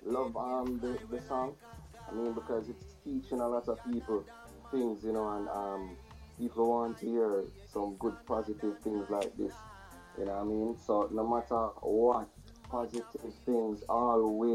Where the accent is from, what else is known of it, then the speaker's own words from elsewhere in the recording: Kingston, Jamaica; I was born and raised in Kingston, Jamaica